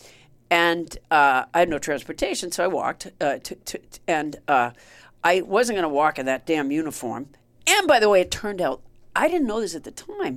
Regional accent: Massachusetts, United States; also born or lived in Orlando, Florida; I was so homesick from Massachusetts that I came back

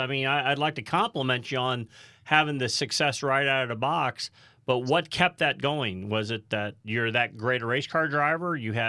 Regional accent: Midwest, United States; When we grew up in the Midwest racing

